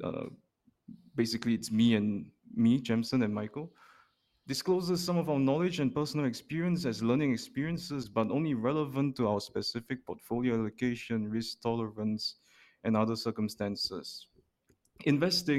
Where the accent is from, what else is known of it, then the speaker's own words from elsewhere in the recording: Singapore; born and raised in Singapore